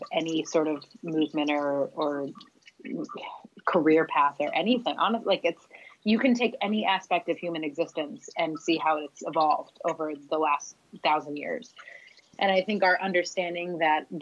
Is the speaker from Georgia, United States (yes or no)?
no; North Carolina, United States; I'm coming from North Carolina in the States